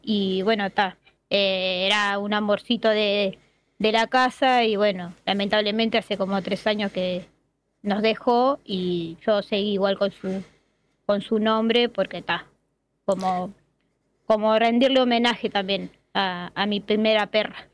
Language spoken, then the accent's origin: Spanish; Montevideo, Uruguay; soy de Uruguay, Montevideo, que es la capital. Este, y tal, soy de acá, nací acá en Montevideo y me crié acá, nunca salí a ningún lado.